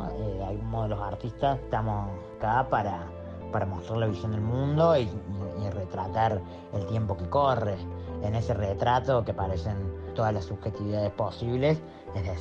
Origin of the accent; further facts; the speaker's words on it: Córdoba, Argentina; soy artista y de Córdoba. Tengo 32 años